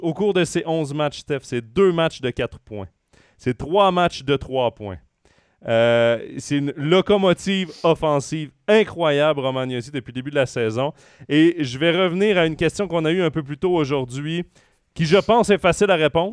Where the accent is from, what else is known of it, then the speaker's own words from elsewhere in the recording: Trois-Rivières, Quebec, Canada; je viens de Trois-Rivières